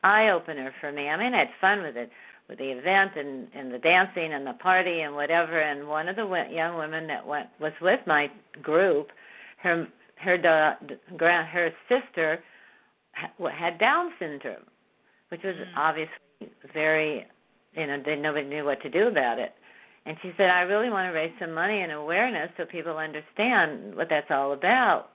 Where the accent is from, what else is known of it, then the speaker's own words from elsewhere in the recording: Southern California, United States; moved away as an adult; also born or lived in Beverly Hills / China / Bermuda; I've been born and raised in Southern California